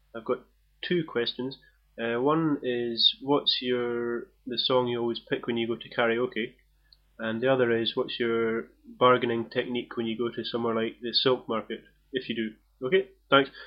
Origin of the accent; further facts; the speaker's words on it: California, United States; now in Beijing, China; I'm from California. Um, I currently live in Beijing.